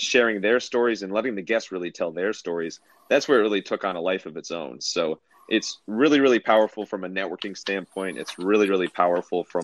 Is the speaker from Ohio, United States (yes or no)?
yes; Cleveland, Ohio, United States; I'm from Cleveland, big Cavs fan